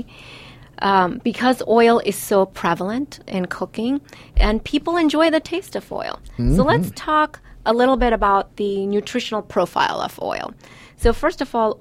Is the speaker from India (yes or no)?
yes; India; I'm Indian and we use oil in everything